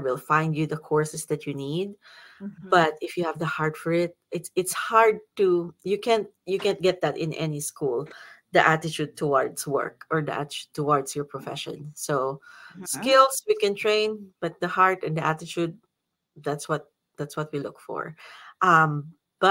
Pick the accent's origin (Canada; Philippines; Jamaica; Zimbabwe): Philippines; now in Ashland, United States; because I am still a Filipino